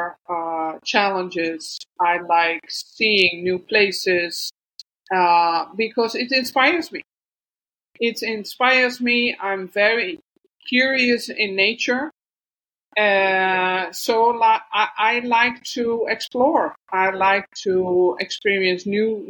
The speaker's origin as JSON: {"language": "English", "country": "Netherlands", "tie": "born or raised there", "second_language": "English", "moved": "as an adult", "said": "I was born in the Netherlands, in the middle of the Netherlands. And but I left my country like 2 years ago in 2021."}